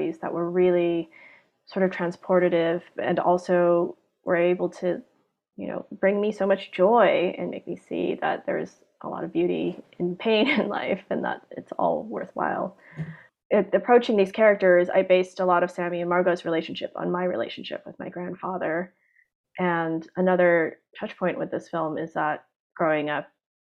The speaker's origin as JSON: {"language": "English", "country": "Hong Kong", "tie": "born or raised there", "said": "when I was growing up in Hong Kong"}